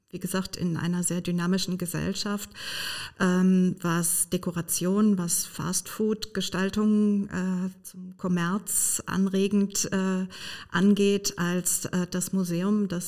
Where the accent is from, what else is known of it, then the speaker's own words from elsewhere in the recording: Hamburg, Germany; Und so geschah es auch hier bei uns in Hamburg.